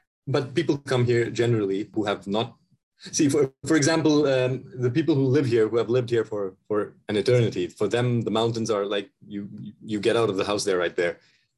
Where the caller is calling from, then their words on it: Himachal Pradesh, India; So I am currently sitting in the state of Himachal Pradesh in India. And this is near the Himalayas.